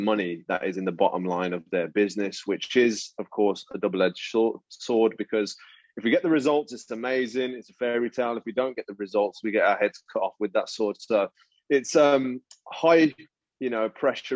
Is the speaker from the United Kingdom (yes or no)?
yes; United Kingdom; I'm British Indian, man. So my parents were born here, but their parents, my grandparents, all come from the Punjab